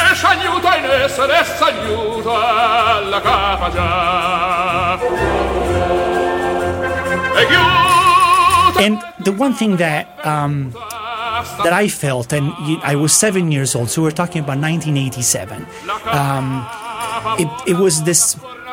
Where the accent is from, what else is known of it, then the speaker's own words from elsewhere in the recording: Naples region, Campania, Italy; I am from the Naples region